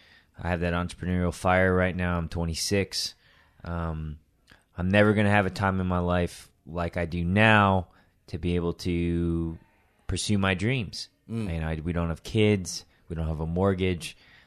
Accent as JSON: {"language": "English", "region": "Tokyo", "country": "Japan", "tie": "born or raised there", "said": "I was born in Tokyo. I'm not Japanese. My mom's Chinese. My dad is a Jewish American guy from New York."}